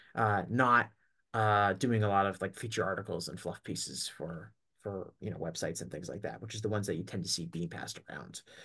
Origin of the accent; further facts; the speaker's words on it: Northeast, United States; I'm from the Northeast